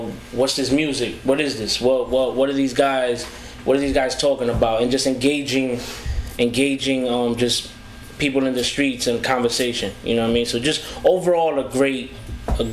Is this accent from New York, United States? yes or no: no; New Jersey, United States; I'm from North Jersey.